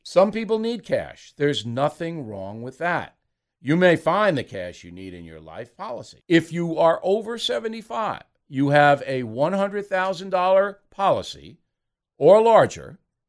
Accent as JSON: {"language": "English", "country": "United States", "said": "As an American"}